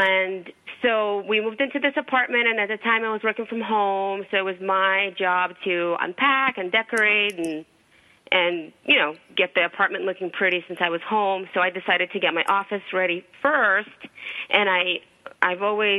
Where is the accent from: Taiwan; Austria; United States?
United States; New York; I'm from New York. I talk fast